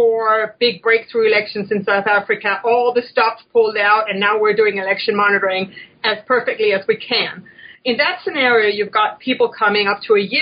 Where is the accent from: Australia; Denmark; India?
Denmark; now in United States; I'm from Denmark